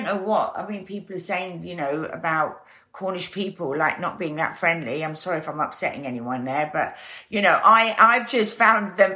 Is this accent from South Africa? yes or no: yes; Stellenbosch, Western Cape, South Africa; also born or lived in Guernsey; I moved to South Africa, and I lived on a wine farm outside Stellenbosch